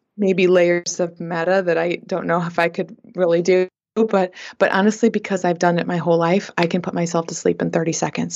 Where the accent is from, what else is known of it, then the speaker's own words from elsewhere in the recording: Flint, Michigan, United States; growing up in Flint, Michigan